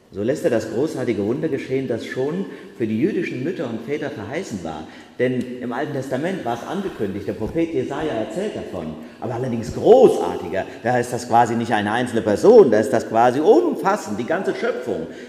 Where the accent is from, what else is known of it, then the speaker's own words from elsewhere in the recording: Germany; moved away; zu Hause in meinem Heimatort Bachach